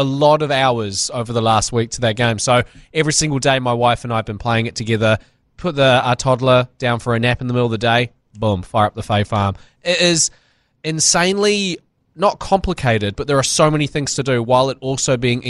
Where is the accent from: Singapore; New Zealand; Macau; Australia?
New Zealand; because we're from New Zealand